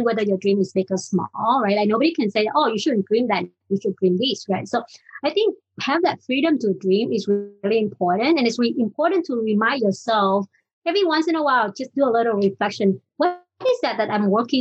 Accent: Vietnam; English is a second language; moved away as an adult; also born or lived in United States; I was born and raised in Vietnam. So learning English has been a big part of my journey

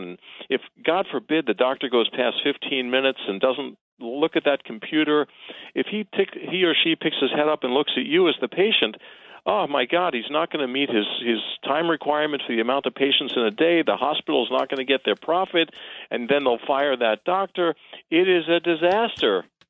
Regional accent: New York City, New York, United States; I am born and raised in Queens

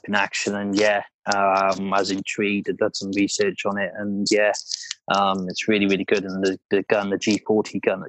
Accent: Wales, United Kingdom; accent: Welsh twang; my Welsh twang

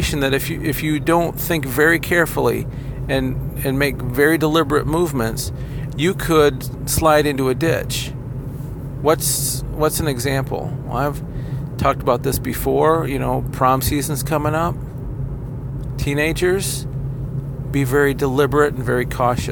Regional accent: Kalamazoo, Michigan, United States; I'd commute back into my hometown of Kalamazoo

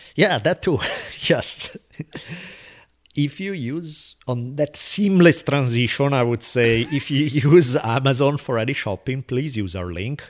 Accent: Italy; moved away; growing up in Italy

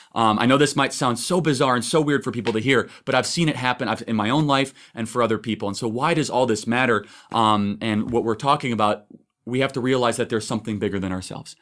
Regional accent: Chicago, Illinois, United States; I'm from Chicago

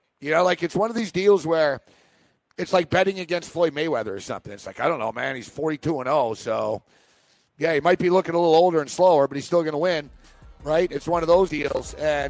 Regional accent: Montreal, Quebec, Canada; So he's from Montreal. I'm from Montreal.

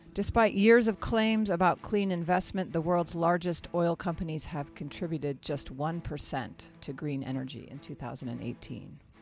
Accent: New Mexico, United States; My home state

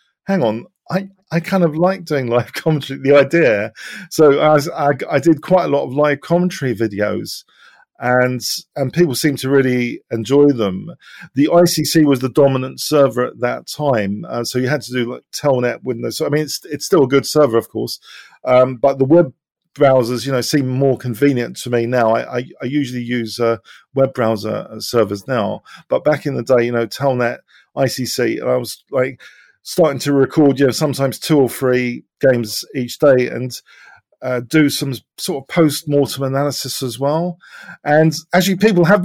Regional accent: England, United Kingdom; my parents are from Cyprus originally. So I was born in England

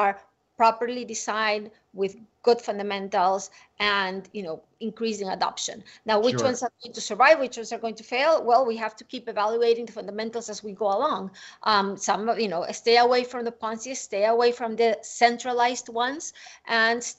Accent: Venezuela; I grew up in Venezuela

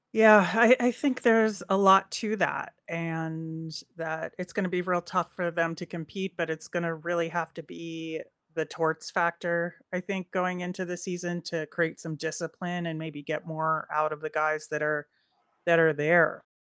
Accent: Philadelphia, Pennsylvania, United States; the one way that people can tell I'm from the Philadelphia area is the way I say water ice

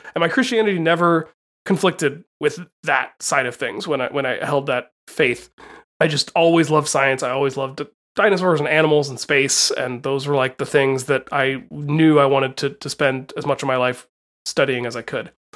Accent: Appalachia, United States; moved away as an adult; also born or lived in Santa Cruz, California; these days I tend to say that I'm from Appalachia instead of saying from the South

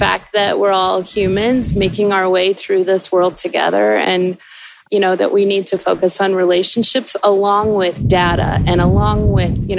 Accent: Florida, United States; I grew up in Florida on the water.

